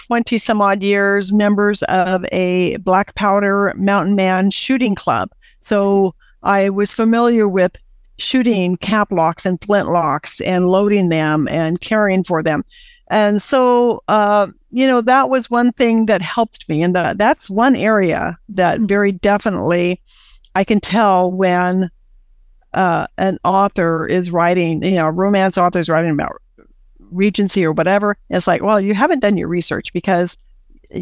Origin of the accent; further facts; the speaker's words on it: United States; my heart is I'm an American.